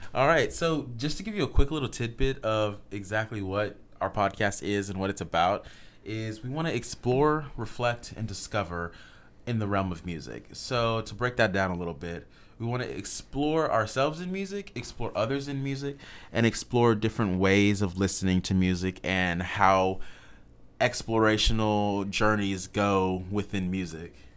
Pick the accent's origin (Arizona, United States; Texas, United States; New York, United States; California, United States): Texas, United States; Houston; moved away; I'm from Houston, Texas. So all my H-Town homies